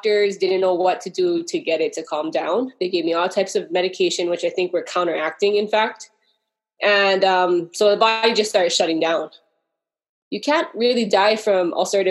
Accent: Hawaii, United States; I'm from Hawaii

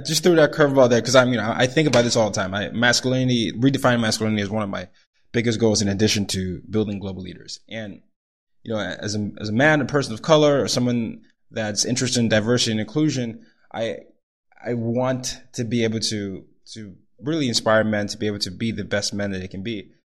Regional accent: Nigeria; I'm the oldest of three boys. I'm from Nigeria. Grew up in different parts of the world

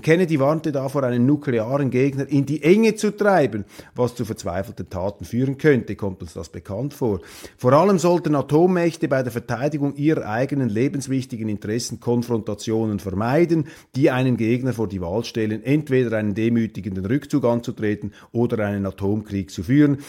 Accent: Switzerland; Als Schweizer

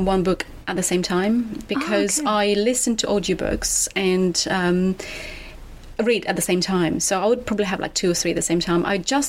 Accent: Moldova; English is a second language; moved away as an adult; now in United Kingdom; I am from Moldova. The country is Moldova, but the language is Romanian, yes.

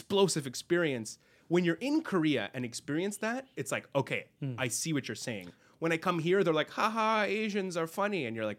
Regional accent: Lebanon; Then I tell him I'm from Lebanon. Okay, very appropriate for Lebanon.

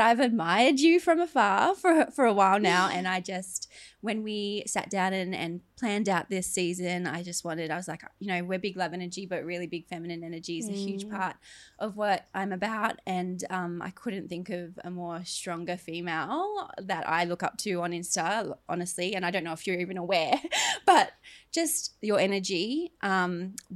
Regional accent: Logan, Queensland, Australia

